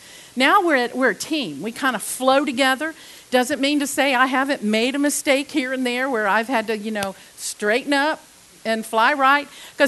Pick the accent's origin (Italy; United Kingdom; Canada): United Kingdom; England; I was raised on them. I was raised several years in England, and salt and vinegar was just like, oh yes.